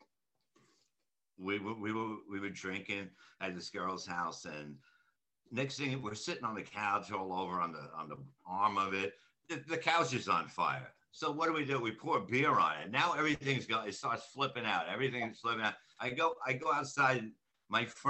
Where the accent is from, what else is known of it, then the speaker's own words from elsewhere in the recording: New York City, New York, United States; also born or lived in Brooklyn, New York; I grew up in Staten Island